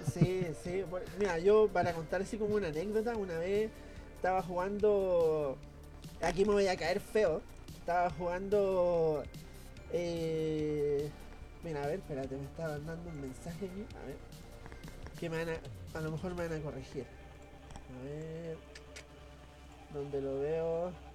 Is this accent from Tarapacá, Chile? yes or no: no; Valparaíso, Chile; somos de Valparaíso